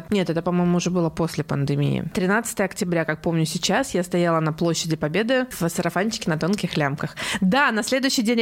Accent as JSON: {"language": "Russian", "town": "Kaliningrad", "region": "Kaliningrad Oblast", "country": "Russia", "tie": "born or raised there", "said": "Я местная, местная, да. Да, а, местная. Родилась здесь, выросла здесь и как-то никуда никогда не переезжала."}